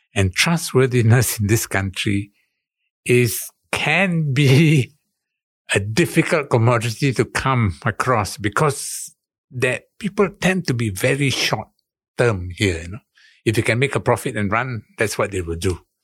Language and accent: English; Singapore; moved away as an adult; now in Jakarta, Indonesia; I'm Singaporean